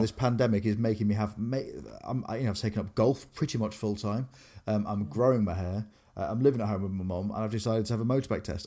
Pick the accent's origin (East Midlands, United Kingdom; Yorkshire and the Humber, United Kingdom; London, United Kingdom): Yorkshire and the Humber, United Kingdom; Grimsby; moved away as an adult; also born or lived in Cleethorpes / Exeter; growing up in Grimsby, V K H on Victoria Street